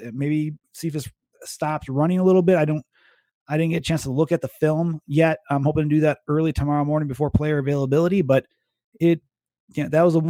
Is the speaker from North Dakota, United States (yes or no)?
no; Wisconsin, United States; we're from Wisconsin